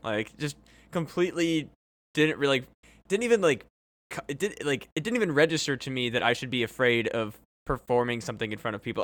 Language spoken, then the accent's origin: English; Burlington, Iowa, United States; growing up in Burlington